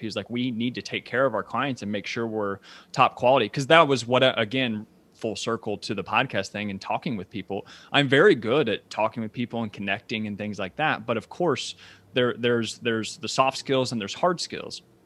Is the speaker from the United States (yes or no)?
yes; Ashland, Kentucky, United States; moved away as an adult; also born or lived in New York City; now in Lexington, United States; I was born and raised in Asheville, Kentucky, which is about twenty thousand people.